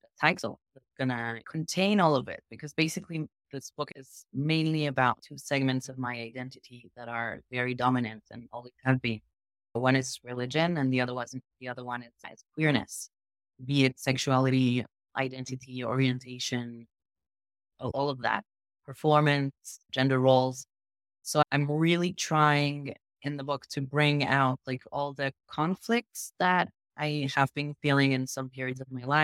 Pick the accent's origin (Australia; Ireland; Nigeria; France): France; English is a second language; moved away as an adult; also born or lived in Israel; now in Southern Israel, Israel; I'm originally French. I was born in France. I grew up both in France and Israel.